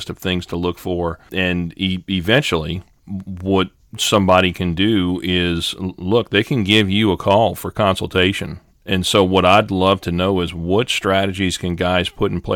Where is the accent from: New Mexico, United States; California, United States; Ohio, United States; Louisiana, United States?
Louisiana, United States; I'm from Louisiana